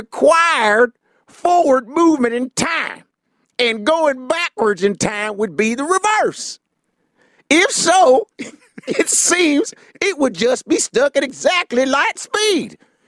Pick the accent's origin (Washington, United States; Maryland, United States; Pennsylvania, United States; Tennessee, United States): Tennessee, United States; Okay, Tennessee. I'm from Tennessee.